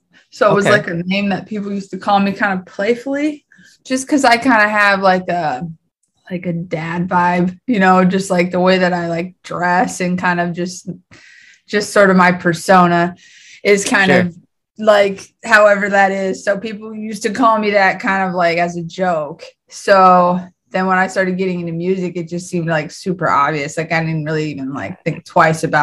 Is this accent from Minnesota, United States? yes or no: yes; Minnesota, United States; also born or lived in Colorado; I was like 2 or 3 when I moved to Minnesota. I lived there most of my whole life.